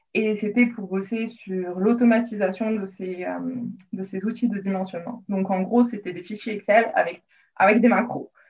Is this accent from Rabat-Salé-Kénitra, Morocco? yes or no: yes; Rabat, Rabat-Salé-Kénitra, Morocco; moved away as an adult; also born or lived in Rouen, France / Lille, France; now in Australia; J'ai grandi au Maroc où je suis allée au lycée français à Rabat